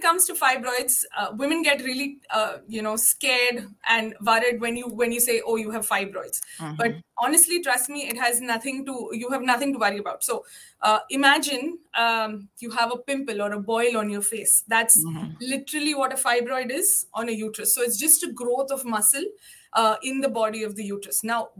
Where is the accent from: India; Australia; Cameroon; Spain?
India; English is a second language; moved away as an adult; now in Cayman Islands; So when I came from India, so to give you a rough example of how common and how varied in size the fibroids are over here.